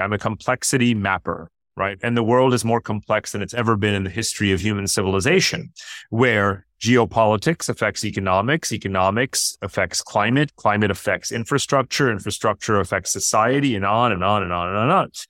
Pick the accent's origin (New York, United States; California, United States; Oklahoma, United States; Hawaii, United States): New York, United States; Westchester County; now in Singapore; I grew up in New York outside of Manhattan and Westchester County